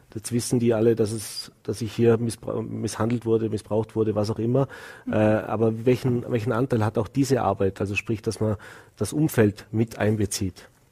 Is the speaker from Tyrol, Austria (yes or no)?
no; Vorarlberg, Austria; bei uns im Ländle